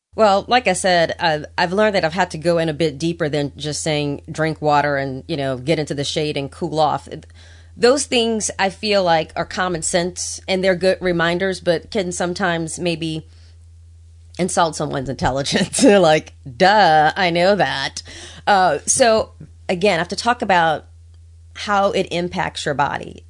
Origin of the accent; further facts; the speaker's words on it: New Orleans, Louisiana, United States; now in Washington, DC, United States; Growing up in New Orleans